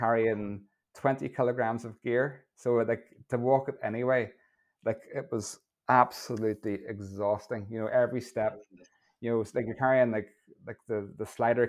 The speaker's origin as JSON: {"language": "English", "town": "Lisburn", "region": "Northern Ireland", "country": "United Kingdom", "moved": "as an adult", "lives_now": "Portrush, United Kingdom", "said": "I'm originally from Lisburn. I now live in Portrush, up in the north coast."}